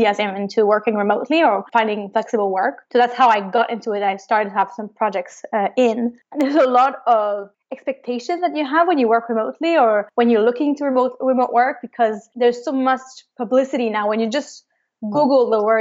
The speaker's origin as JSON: {"language": "English", "town": "Montreal", "region": "Quebec", "country": "Canada", "tie": "born or raised there", "said": "I am from Montreal, Canada. So I was born and raised there"}